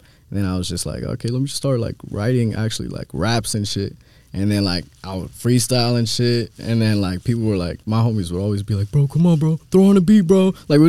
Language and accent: English; Columbus, Ohio, United States; also born or lived in St. Paul, Minnesota; So I was born in St. Paul, Minnesota. Okay. But I grew up in Columbus. Shout out Columbus, you feel me? 615.